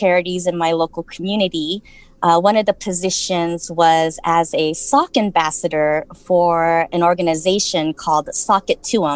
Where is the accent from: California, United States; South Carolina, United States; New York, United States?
California, United States; Irvine; moved away as an adult; now in South Korea; I'm from Orange County, California